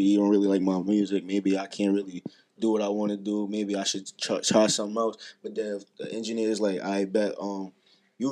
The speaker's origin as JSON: {"language": "English", "town": "New York City", "region": "New York", "country": "United States", "said": "I'm from the Bronx"}